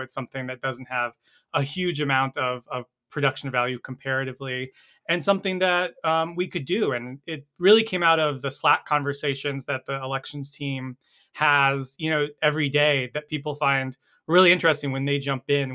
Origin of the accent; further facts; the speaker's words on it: North Carolina, United States; it's my home state